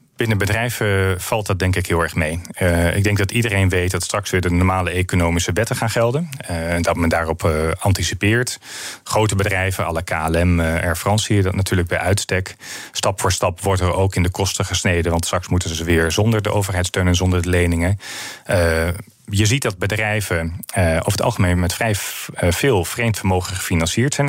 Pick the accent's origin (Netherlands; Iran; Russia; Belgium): Netherlands; northern Netherlands; Ik kom uit Noord-Nederland